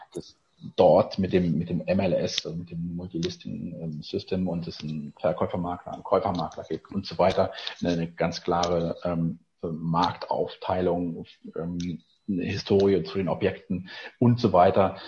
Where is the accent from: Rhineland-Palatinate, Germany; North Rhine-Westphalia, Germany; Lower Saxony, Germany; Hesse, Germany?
Rhineland-Palatinate, Germany; Eifel; moved away as an adult; also born or lived in Koblenz; now in Berlin, Germany; gebürtiger Koblenzer, dann in der schönen, beschaulichen Eifel aufgewachsen